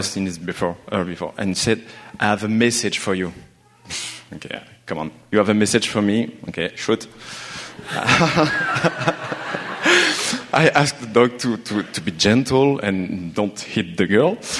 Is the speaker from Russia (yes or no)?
no; France; English is a second language; moved away as an adult; now in Montreal, Canada; I'm from France. I'm here in Montreal since three years